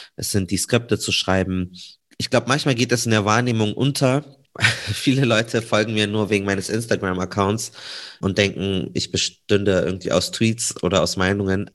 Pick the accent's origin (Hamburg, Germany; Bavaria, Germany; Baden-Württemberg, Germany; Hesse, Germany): Bavaria, Germany; Munich; komme äh, gebürtig aus München.